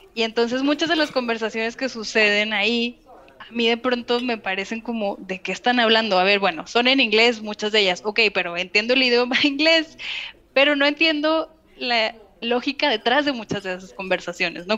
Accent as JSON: {"language": "Spanish", "country": "Mexico", "also_born_or_lived": "Canada", "said": "yo soy mexicana, yo vengo de un país que fue colonizado"}